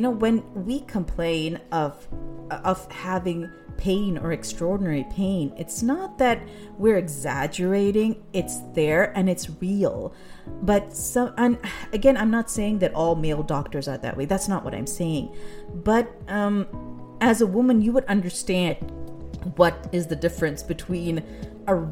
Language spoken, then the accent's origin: English; Pakistan; now in United States; growing up in Pakistan